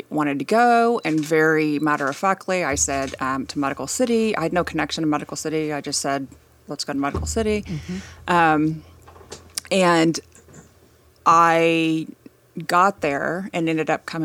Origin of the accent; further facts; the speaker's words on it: Wichita, Kansas, United States; yeah, I'm actually leaving at 6 a.m. tomorrow morning to go go home um, for the week. Um, but yeah, I grew up in Wichita, Kansas.